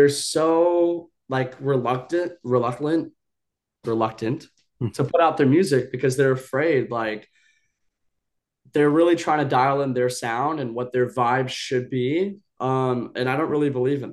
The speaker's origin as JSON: {"language": "English", "region": "Hawaii", "country": "United States", "tie": "born or raised there", "also_born_or_lived": "Bali", "moved": "yes", "said": "I grew up half in Hawaii. I spent a lot of my life in Bali."}